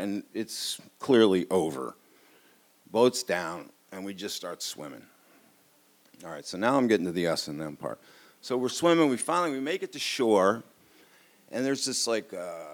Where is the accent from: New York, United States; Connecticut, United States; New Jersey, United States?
New York, United States; New York City; I grew up on the Upper East Side of Manhattan